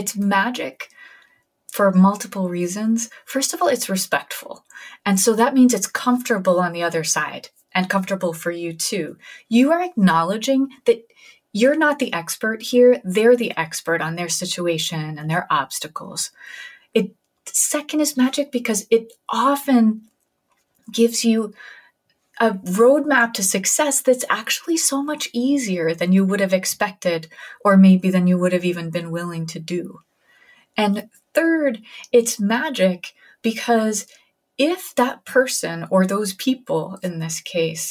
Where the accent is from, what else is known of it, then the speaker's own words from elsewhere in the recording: New Haven, Connecticut, United States; my hometown of New Haven, Connecticut